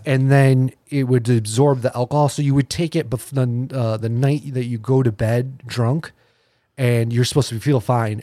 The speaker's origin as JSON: {"language": "English", "town": "Naples", "region": "New York", "country": "United States", "tie": "born or raised there", "said": "I grew up in Naples all my life"}